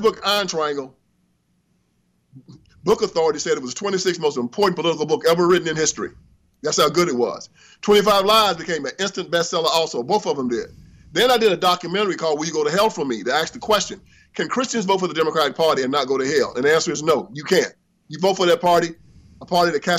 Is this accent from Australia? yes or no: no; Brownsville, Tennessee, United States; I was born on a cotton plantation in Haywood County, Tennessee.